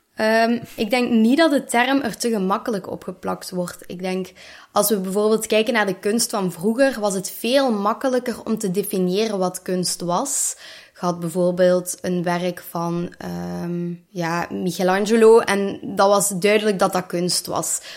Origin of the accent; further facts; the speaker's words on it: Limburg, Flanders, Belgium; ik ben opgegroeid in Limburg in een heel klein dorpje, Kouwelil